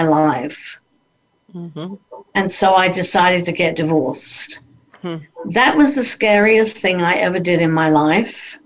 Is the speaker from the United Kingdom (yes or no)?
yes; London, United Kingdom; moved away as an adult; also born or lived in Vancouver, Canada; I did get a job working in the West End of London, which is where I lived